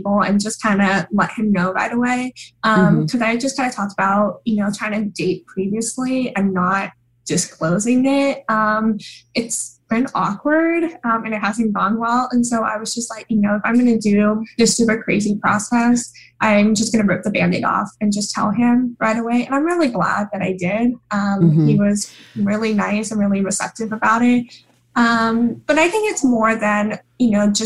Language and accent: English; Oregon, United States; moved away as an adult; now in New York, United States; I'm from Oregon, but I'm in New York